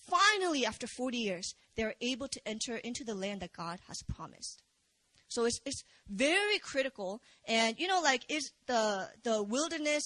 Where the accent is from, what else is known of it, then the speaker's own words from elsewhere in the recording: Virginia, United States; moved away as an adult; also born or lived in Busan, South Korea; now in South Korea; I was born in Korea, and I moved to America when I was 5. So I'm from Virginia, and VA